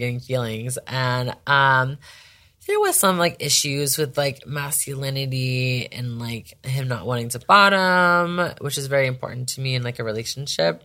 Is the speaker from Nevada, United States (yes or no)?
yes; Las Vegas, Nevada, United States; I'm from Vegas